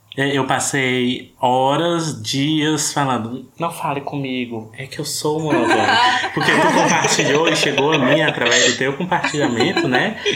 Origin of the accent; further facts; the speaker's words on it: Ceará, Brazil; eu sou cearense, mas nordestino